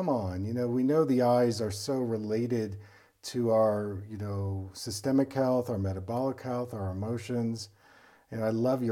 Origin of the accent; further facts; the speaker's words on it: East Coast, United States; I was from the East Coast